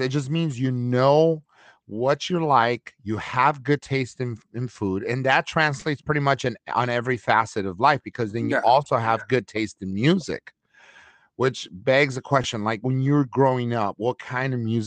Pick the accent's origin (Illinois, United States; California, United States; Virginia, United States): California, United States; Los Angeles; I'm from East LA myself